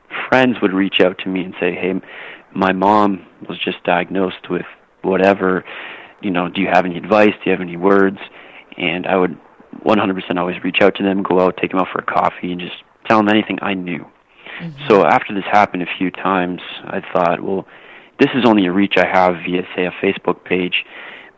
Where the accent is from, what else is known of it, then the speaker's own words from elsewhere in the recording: Canada; when I was younger, growing up in Canada, as every Canadian boy does, you play hockey